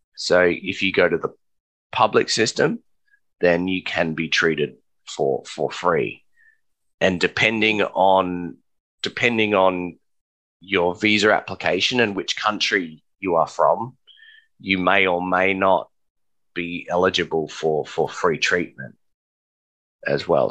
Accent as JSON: {"language": "English", "country": "Australia", "said": "us as Australian citizens and permanent residents"}